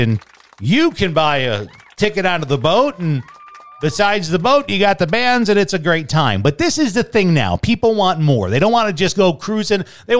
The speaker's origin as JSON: {"language": "English", "town": "Fort Knox", "region": "Kentucky", "country": "United States", "tie": "born or raised there", "said": "I'm an American citizen. Do you know I was born on Fort Knox?"}